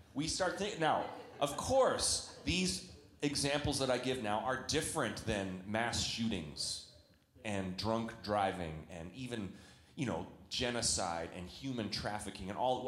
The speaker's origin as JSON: {"language": "English", "country": "Canada", "moved": "yes", "lives_now": "United States", "said": "I'm a Canadian."}